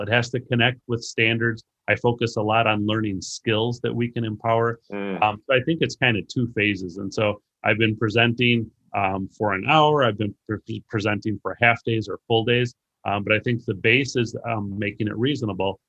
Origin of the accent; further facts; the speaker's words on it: Racine, Wisconsin, United States; now in Illinois, United States; I grew up in Racine, Wisconsin, and I currently live in Illinois